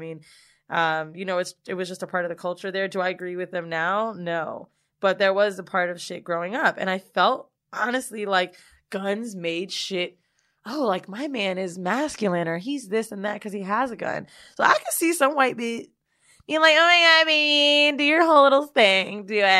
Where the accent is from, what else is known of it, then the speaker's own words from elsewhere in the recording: Bronx, New York, United States; now in Arizona, United States; I'm from the Bronx, but currently live in Arizona.